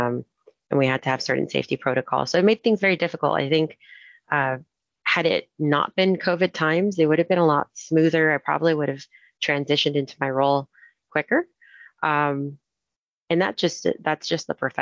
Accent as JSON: {"language": "English", "town": "Houston", "region": "Texas", "country": "United States", "moved": "as an adult", "lives_now": "Anaheim, United States", "said": "I'm originally from Houston"}